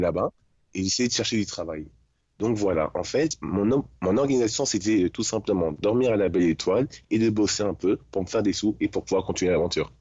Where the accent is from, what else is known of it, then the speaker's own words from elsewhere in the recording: Paris region, Île-de-France, France; moved away as an adult; je suis de région parisienne.